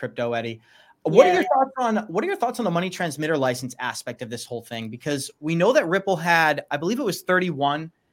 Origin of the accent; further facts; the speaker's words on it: Boston, Massachusetts, United States; moved away; I'm from Boston. So this is where I grew up. I spent 20 years in Boston